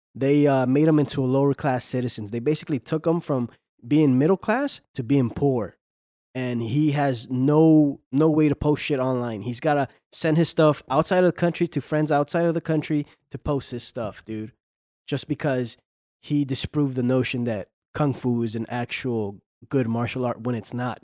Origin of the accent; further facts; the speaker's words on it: United States; I grew up in this country. Most of my, you know, all my life, I've, I'm an American, right? I'm an American, but you know, I'm from Mexican descent